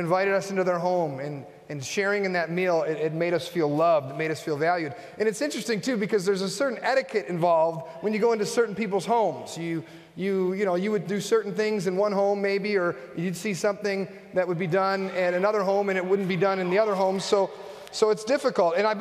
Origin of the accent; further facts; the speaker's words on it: Buffalo, New York, United States; also born or lived in Fort Myers / Nashville / Cincinnati; I grew up in Buffalo. I'm a Buffalo guy